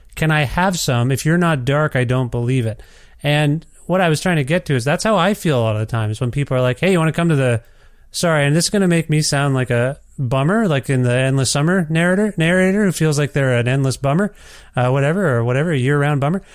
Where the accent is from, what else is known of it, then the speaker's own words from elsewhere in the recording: Canada; I'm Canadian